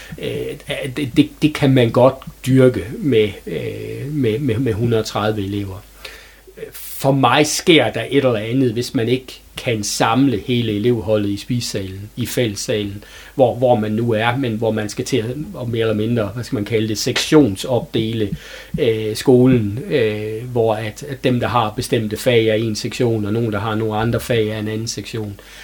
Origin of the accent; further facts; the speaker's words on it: Herning, Central Denmark Region, Denmark; moved away as an adult; now in Hørby, Denmark; er født og opvokset i Herning, og har øh, levet mit liv indtil jeg var 26 år i, i den øh, by.